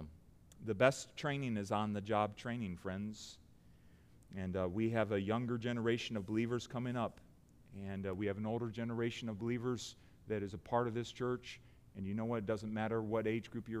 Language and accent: English; United States; as American Christians